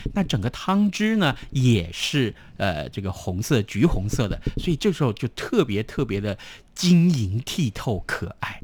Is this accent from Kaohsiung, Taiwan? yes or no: no; Tainan, Taiwan; 我们台南人爱吃糖